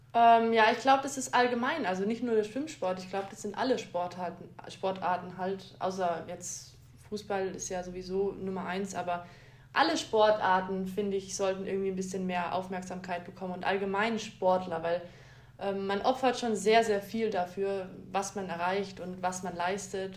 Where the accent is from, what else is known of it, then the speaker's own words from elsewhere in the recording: Augsburg, Bavaria, Germany; ich bin in Augsburg geboren